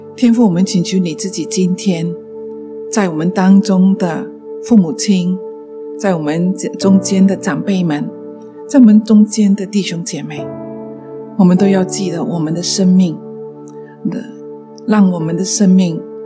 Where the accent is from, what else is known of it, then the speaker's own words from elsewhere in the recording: Malaysia; 在我们马来西亚的，啊，幼稚园的教育